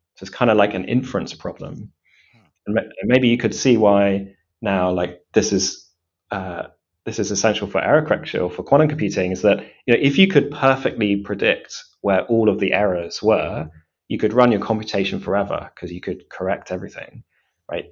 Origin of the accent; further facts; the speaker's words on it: Cambridge, East of England, United Kingdom; grew up um, in Cambridge